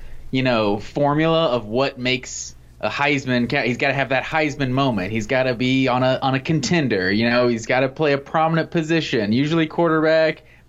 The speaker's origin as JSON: {"language": "English", "area": "Collins Hill area", "region": "Georgia", "country": "United States", "tie": "born or raised there", "said": "I grew up in the Collins Hill area"}